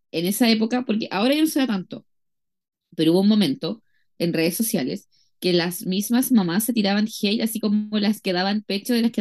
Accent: Chile; si soy chilena

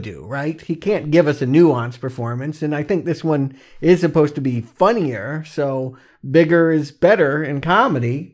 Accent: the South, United States; moved away; also born or lived in Atlanta, Georgia / South Carolina; I'm from the South

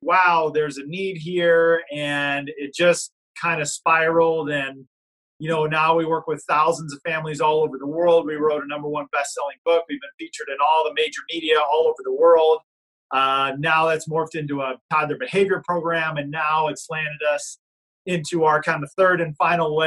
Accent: Illinois–Iowa border, Midwest, United States; I'm originally from Illinois and Iowa. So we grew up right on the border here

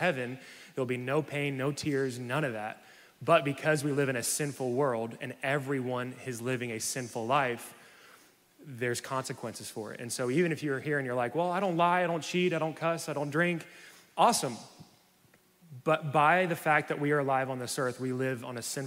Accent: the South, United States; Growing up in the South, going to church

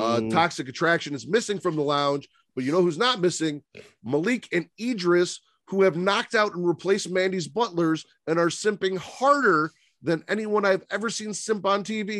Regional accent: Chicago, Illinois, United States; I grew up in Chicago.

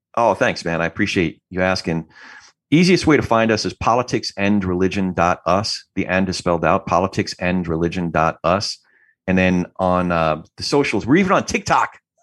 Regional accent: New Jersey, United States; I'm from Jersey

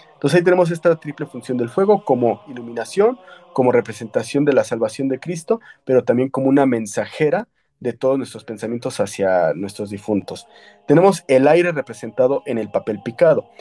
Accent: Mexico; nosotros ya como mexicanos o los que nacimos previo a esta película de Coco

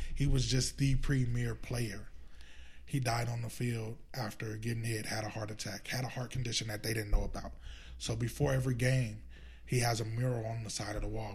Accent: Los Angeles, California, United States; I grew up around Dorsey

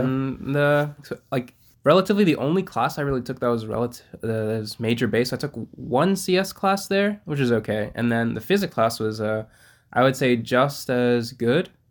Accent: Iowa, United States; I was born in Iowa

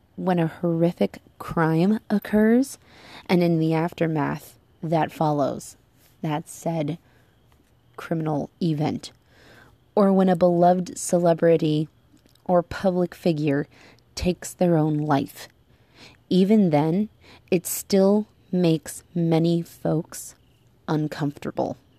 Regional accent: United States; moved away; my home country of the United States

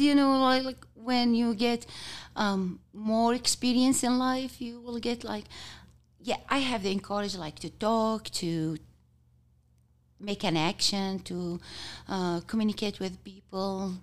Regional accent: Kuwait; English is a second language; also born or lived in Jordan; now in Utah, United States; I born and raised in Kuwait till I get, um, go to Jordan to study

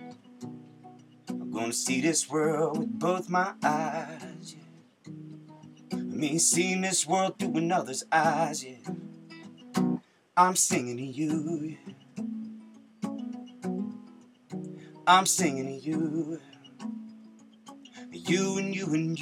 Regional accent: United States; we're American.

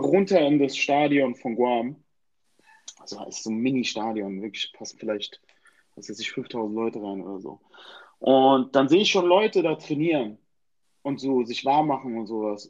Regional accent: Germany; Ich komme aus Deutschland

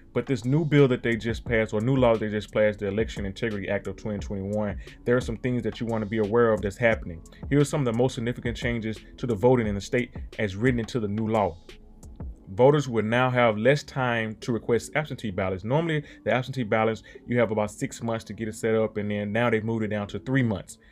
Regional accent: Mississippi, United States; I was born and raised in Mississippi

